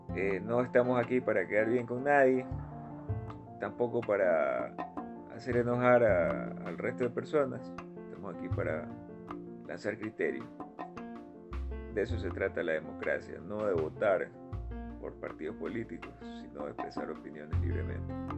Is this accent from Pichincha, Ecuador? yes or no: no; Chone, Manabí, Ecuador; Nací en Chona, provincia de Manabí